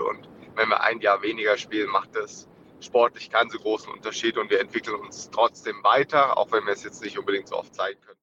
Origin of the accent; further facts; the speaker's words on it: Germany; als Deutsche